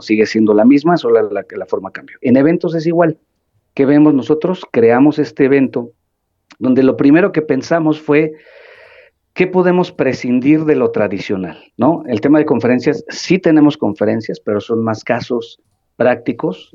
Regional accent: Mexico; como sociedad mexicana

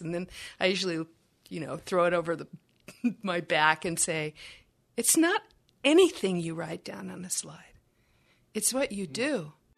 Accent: Texas, United States; I'm from Texas

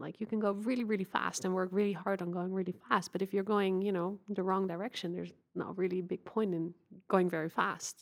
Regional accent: Netherlands; I grew up in the Netherlands

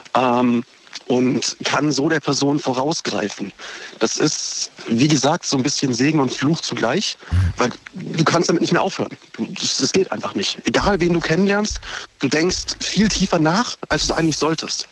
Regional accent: Horb am Neckar, Baden-Württemberg, Germany; ich komme aus Horb

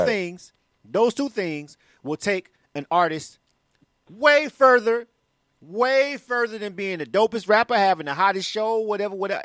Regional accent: Panama City, Florida, United States; I'm actually from Florida myself, so I'm born and raised uh, in Panama City, Florida

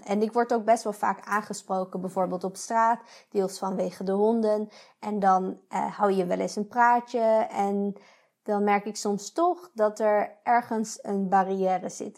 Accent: Netherlands; moved away as an adult; now in Switzerland; ik ben blij dat ik Nederlander ben

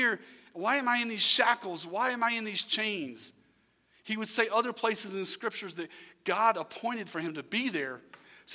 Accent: Irmo, South Carolina, United States; I'm from Irmo

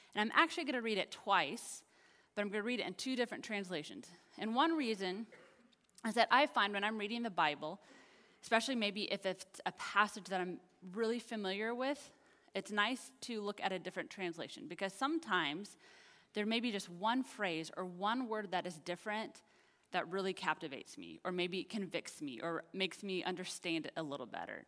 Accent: Kansas, United States; now in Texas, United States; I'm from Kansas.

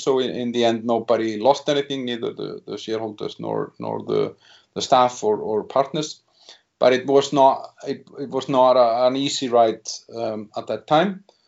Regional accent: Iceland; moved away as an adult; now in Czech Republic; I'm originally from Iceland, where I started my career as a 23 year old

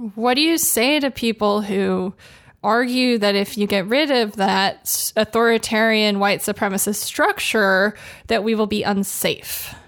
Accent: Los Angeles, California, United States; I grew up in Los Angeles

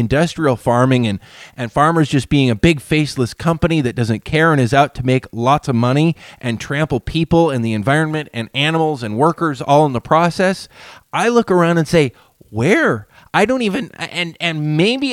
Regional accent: Whatcom County and Skagit County, Washington, United States; here in our communities where I grew up here in Whatcom County and in Skagit County

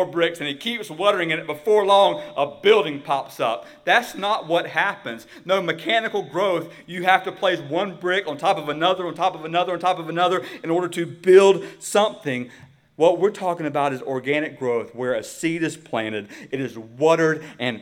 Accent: United States; as American Christians

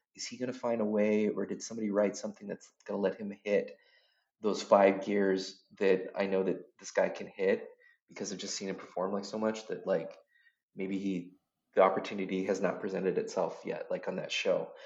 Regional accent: Washington, United States; I grew up in a really small town in Washington State.

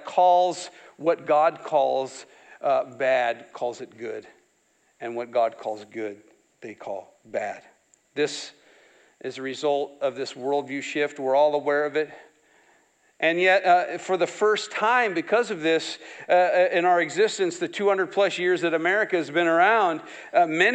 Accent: near Saterville, Iowa, United States; I grew up not far from here. a few miles down that way

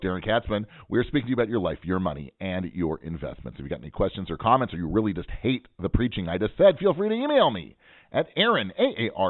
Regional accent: Pacific Northwest, United States; now in Israel; I'm from the Pacific Northwest, where we don't have any accents.

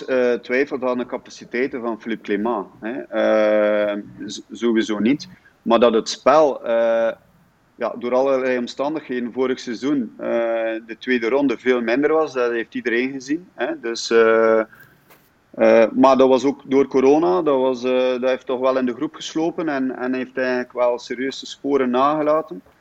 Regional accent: Damme, Flanders, Belgium; Ik ben eigenlijk afkomstig van Damme

